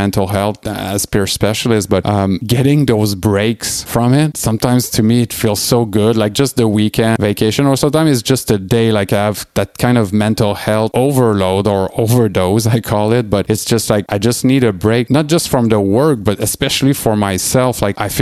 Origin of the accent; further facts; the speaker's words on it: Quebec City, Quebec, Canada; moved away; my family and friends in my hometown in Quebec City